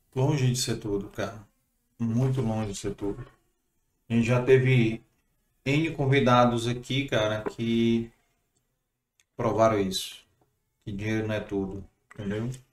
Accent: Fortaleza, Ceará, Brazil; Sou de Fortaleza

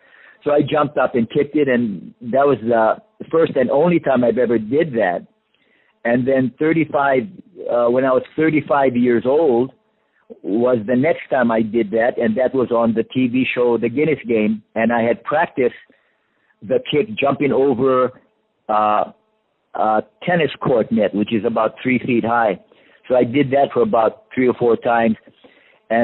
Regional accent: Hawaii, United States; growing up in Hawaii

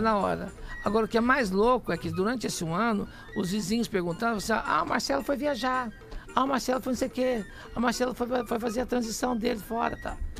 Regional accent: Minas Gerais, Brazil; moved away as an adult; also born or lived in Pouso Alegre; now in São Paulo, Brazil; Quando eu saí de Minas Gerais

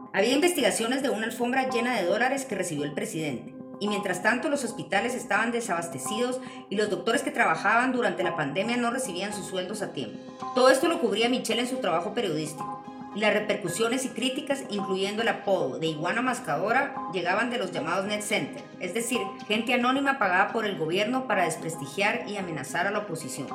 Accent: Guatemala; also born or lived in Panajachel; Yo también, como periodista guatemalteca

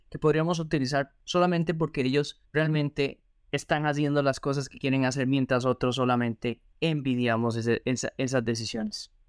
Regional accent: Argentina; moved away; éxodo, como lo llaman en las noticias, de argentinos hacia el mundo. Porque así como hay argentinos viajeros o argentinos que les gusta la vida un poco más mochilera, más relajada, pues hay otros que son profesionales

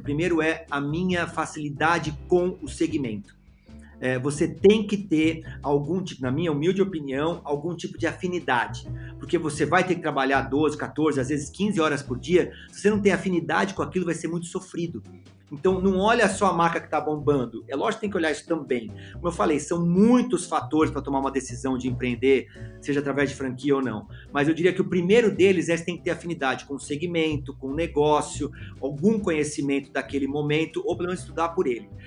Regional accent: São Paulo, Brazil; Eu sou de São Paulo

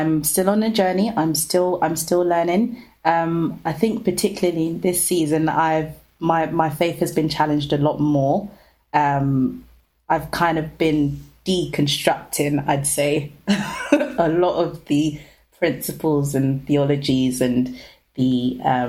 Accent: London, United Kingdom; we were just like hanging around the streets of Peckham

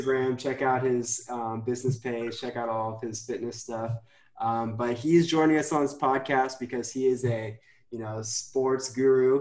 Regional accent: Chicago, Illinois, United States; I'm from Chicago, so I support Chicago teams

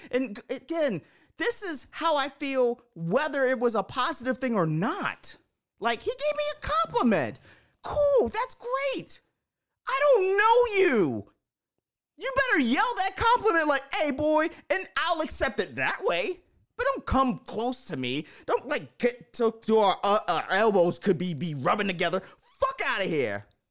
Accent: Baltimore, Maryland, United States; I am from Baltimore

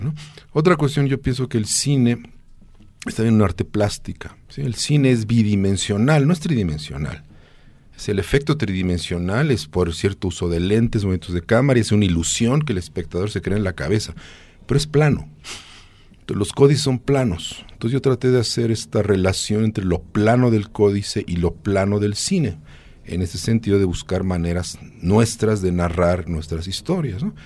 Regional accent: Mexico; lo que somos los mexicanos

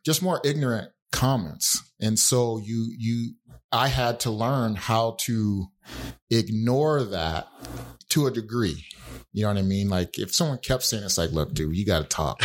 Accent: Utah, United States; growing up in Utah, the neighborhood I lived

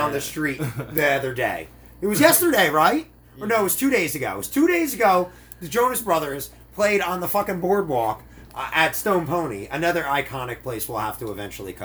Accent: New Jersey, United States; I'm from New Jersey

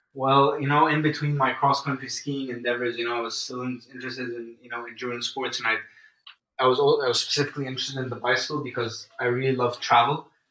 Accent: Egypt; moved away; I'm from Egypt

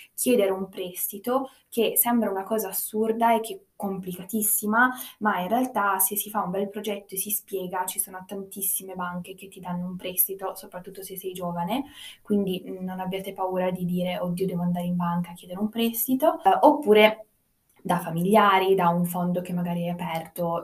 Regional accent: United States; now in Turin, Italy; io sono nata in America

